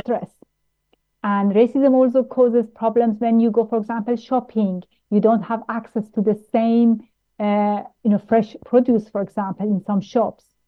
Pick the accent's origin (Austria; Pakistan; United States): Austria; Vienna; moved away as an adult; also born or lived in Tehran, Iran; now in United Kingdom; I grew up in Austria, where it's a racist country